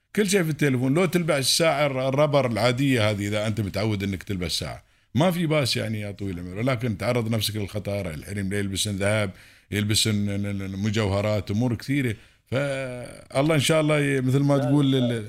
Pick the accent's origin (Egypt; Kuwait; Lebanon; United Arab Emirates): United Arab Emirates; عندنا في الامارات